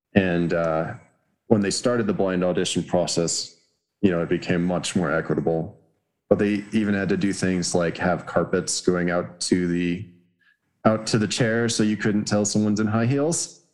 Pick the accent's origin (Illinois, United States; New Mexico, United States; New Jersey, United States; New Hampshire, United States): New Mexico, United States; Los Alamos; growing up in Los Alamos, I probably knew like two black people